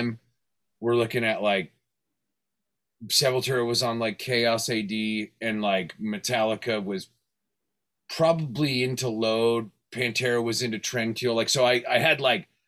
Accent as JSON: {"language": "English", "town": "Fresno", "region": "California", "country": "United States", "tie": "born or raised there", "also_born_or_lived": "Hollywood, Los Angeles / Van Nuys", "said": "my parents moved up to the Central Valley, like Fresno, kind of like Yosemite Valley area"}